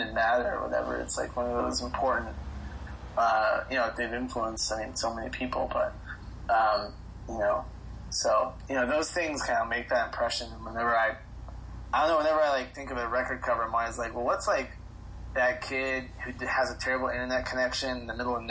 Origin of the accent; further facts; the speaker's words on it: Florida, United States; I grew up in Florida, so death metal kind of reigned supreme.